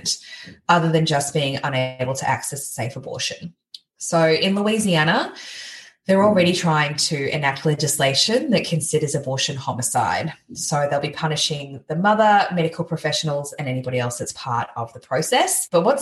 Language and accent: English; Gold Coast, Queensland, Australia; I grew up on the Gold Coast, so really close to the New South Wales border